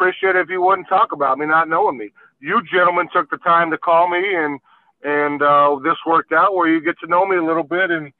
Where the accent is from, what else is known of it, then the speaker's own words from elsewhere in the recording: New Mexico, United States; now in Illinois, United States; I grew up in New Mexico